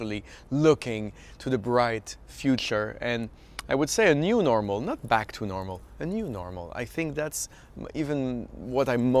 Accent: Canada; now in Philadelphia, United States; as a Canadian, of course I feel like an adopted Philadelphian now

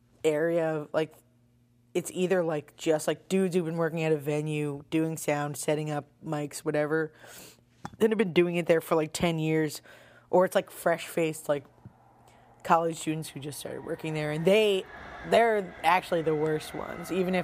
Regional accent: Long Island, New York, United States; moved away as an adult; also born or lived in Purchase, New York / Brooklyn, United States; now in Philadelphia, United States; I'm from Long Island.

